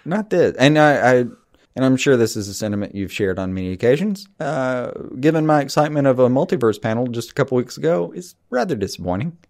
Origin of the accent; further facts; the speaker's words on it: the South, United States; we grew up in the South